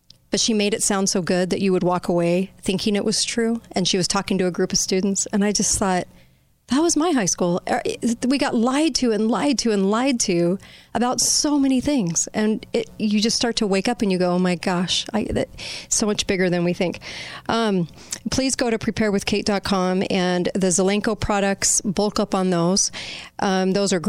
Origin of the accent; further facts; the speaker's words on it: California, United States; I look back on high school growing up in California, and I got no education